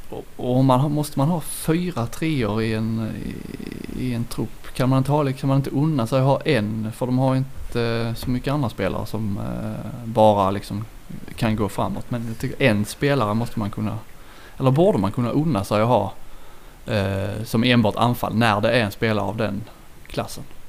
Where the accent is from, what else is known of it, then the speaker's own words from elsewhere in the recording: Kristianstad, Skåne, Sweden; jag är från Kristianstad